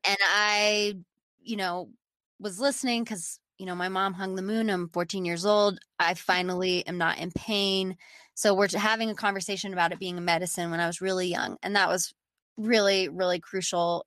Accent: Austin, Texas, United States; I'm from Austin

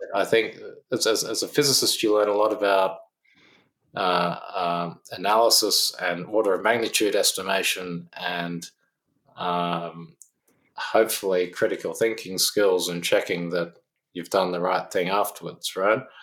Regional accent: Canberra, Australian Capital Territory, Australia; also born or lived in Oxford / United States; now in Sydney, Australia; I'm from Canberra originally

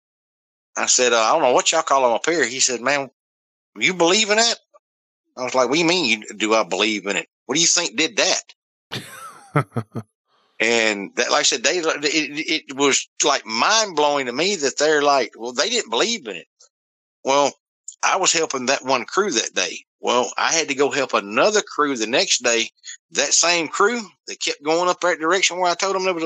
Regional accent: the South, United States; we grew up down here in the South

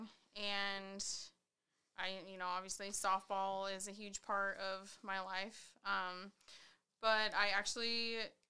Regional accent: Columbia River, near Lake Chelan, Washington, United States; now in Spokane, United States; I grew up on the Columbia River, so we had the river there. Lake Chelan was a half hour down the road

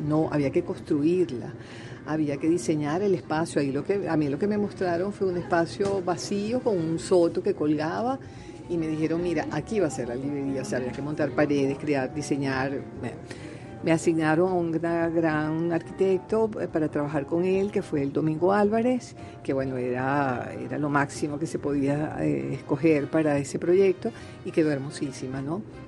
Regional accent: Venezuela; moved away as an adult; me fui a los 18 años de Venezuela

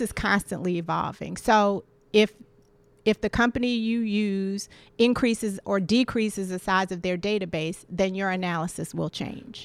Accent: Washington, District of Columbia, United States; I grew up in Washington, D C in the seventies

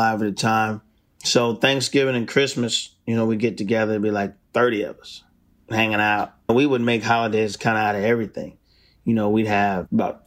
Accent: Milton, Delaware, United States; moved away as an adult; now in Nashville, United States; growing up in Delaware was cool

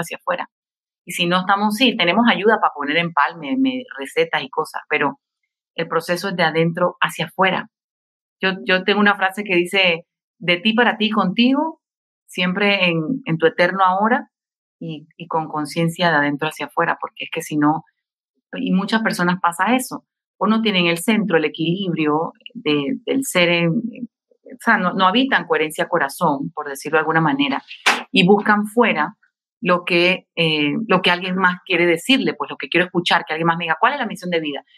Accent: Panama; acá en mi país, en Panamá

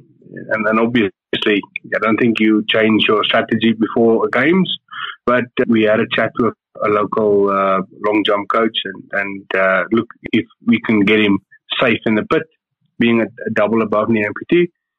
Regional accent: South Africa; And being a South African and seeing what the South African youngsters are doing

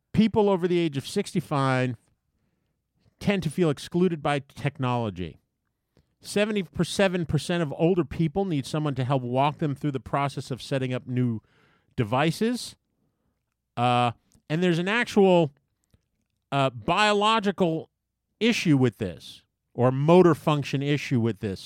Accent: U.S. Virgin Islands; moved away; Growing up in the Caribbean, in Saint Thomas.

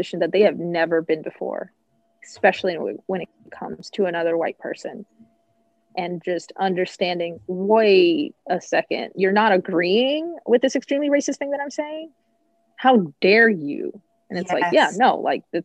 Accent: Southern Louisiana, United States; moved away; I grew up in Southern Louisiana.

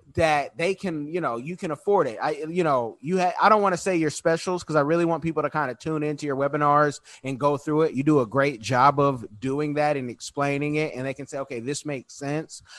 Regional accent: Oakland, California, United States; I was born in Oconda, that's Oakland

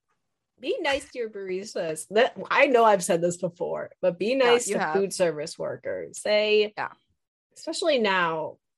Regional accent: Chicago suburbs, Illinois, United States; I am from Chicago suburbs. I do not say pop.

